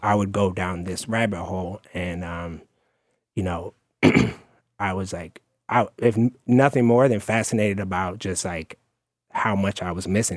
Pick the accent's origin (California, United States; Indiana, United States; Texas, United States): California, United States; Oakland; I'm from Oakland, California